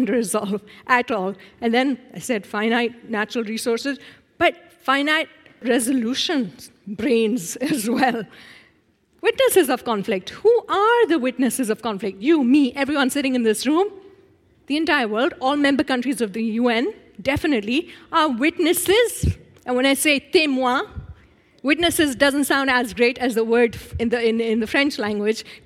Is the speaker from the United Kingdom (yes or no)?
no; Pakistan; I'm 46 years old, and I'm from Pakistan.